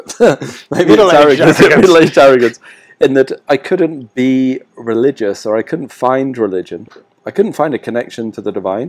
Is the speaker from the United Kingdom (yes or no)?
yes; rural southern England, United Kingdom; being an Englishman like I am, brought up in rural yeah. southern England